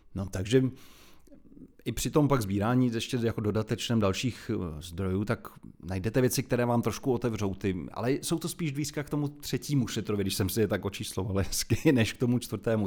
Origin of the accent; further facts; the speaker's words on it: Prague, Czechia; also born or lived in Jilemnice; jsem celoživotní Pražák, protože rodiče už bydleli v Praze, takže ačkoliv jsem se narodil tam opravdu od, od prvních dnů, teda vyrůstám v Praze.